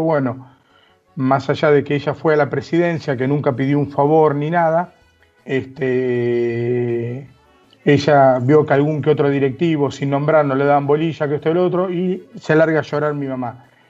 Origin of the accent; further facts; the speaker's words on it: Buenos Aires, Argentina; yo nací, nacido y criado en La Boca